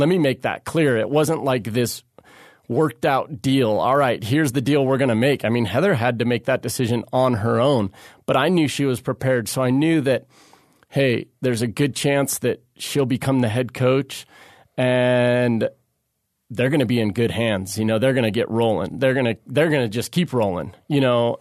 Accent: Santa Barbara, California, United States; born or raised there

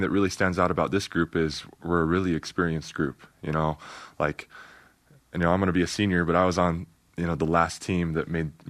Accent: Iowa, United States; born there; Nick Nurse, he's an Iowa guy. And, you know, I was born in Iowa. My dad's family's from Iowa.

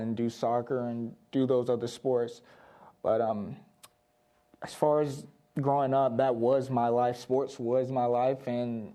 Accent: North Carolina, United States; moved away; I grew up in North Carolina, but I also grew up here as well

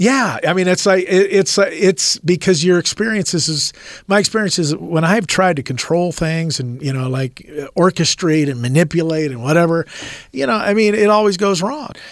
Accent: Rialto, California, United States; in the early '70s in Southern California, where we were, I'm from Rialto, California

